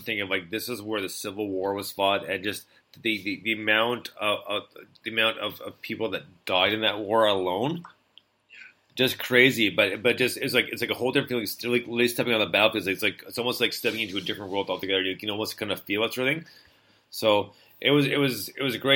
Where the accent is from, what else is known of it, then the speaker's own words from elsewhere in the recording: United States; as an American